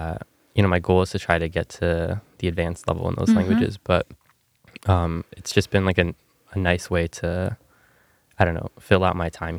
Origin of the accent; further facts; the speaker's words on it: New York City, New York, United States; moved away as an adult; now in Ithaca, United States; I'm from Brooklyn, New York. And so I study government here at Cornell.